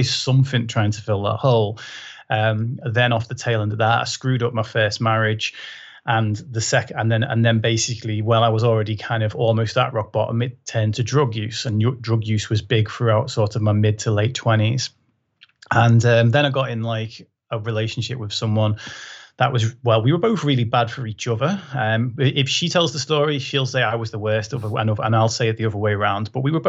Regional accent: Liverpool, North West England, United Kingdom; I was in a school in Liverpool, so even though my accent's not very thick anymore, I did proper talk like that when I was growing up

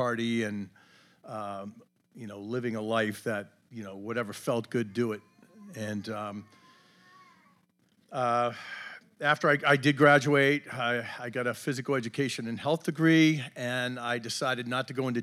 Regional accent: Braintree, Massachusetts, United States; also born or lived in West Virginia; I grew up just outside of Boston in a town called Braintree

